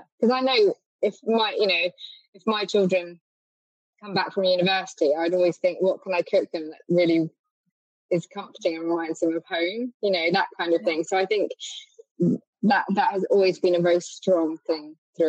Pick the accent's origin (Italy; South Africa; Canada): Italy; Bagnolo; when I grew up in Bagnolo, and we spent so much time there, it was more about kind of the honey at breakfast, or jam on toast for breakfast, or the white peaches.